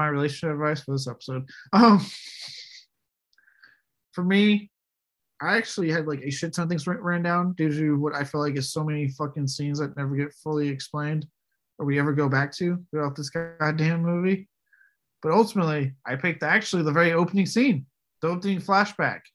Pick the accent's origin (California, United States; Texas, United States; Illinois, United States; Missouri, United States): Texas, United States; I'm from Texas